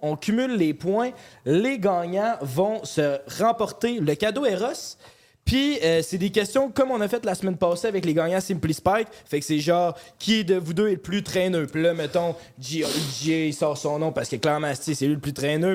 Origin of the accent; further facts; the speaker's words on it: Saint-Lambert-de-Lauzon, Quebec, Canada; j'ai grandi à Saint-Lambert de Lauzon. Puis genre, c'est un petit village que personne se vole.